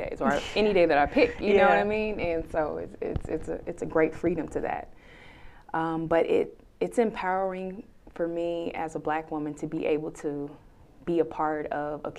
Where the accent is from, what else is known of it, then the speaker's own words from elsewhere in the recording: Florida, United States; moved away as an adult; now in Houston, United States; I'm from Florida